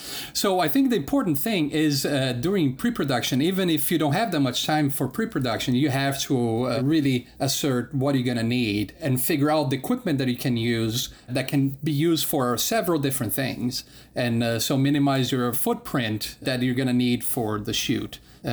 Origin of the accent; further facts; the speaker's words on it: Denmark; also born or lived in Brazil; I'm from Denmark, but I lived part of the time in Brazil and part of the time in Denmark.